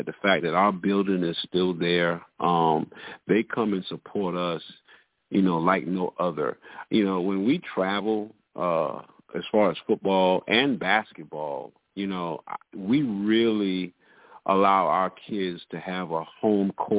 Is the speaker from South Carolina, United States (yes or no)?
yes; Cross, South Carolina, United States; I'm from Cross, born and raised.